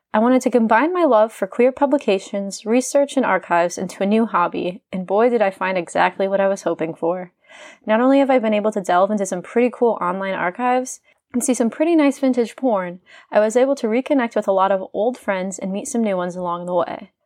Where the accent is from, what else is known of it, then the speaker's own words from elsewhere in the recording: Indiana, United States; sitting at a bar in my hometown in Indiana